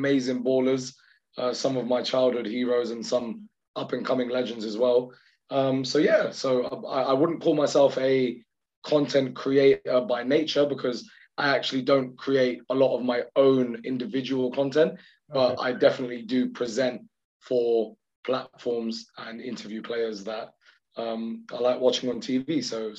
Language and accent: English; United Kingdom; as like a British Pakistani